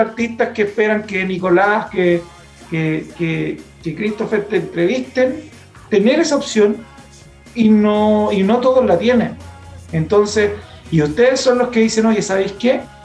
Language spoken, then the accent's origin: Spanish; Coronel, Biobío, Chile; moved away as an adult; also born or lived in Lota / Los Ángeles / Chillán; now in Talca, Chile; yo soy nacido en Lota, avecindado en Coronel, donde viví toda la vida en Coronel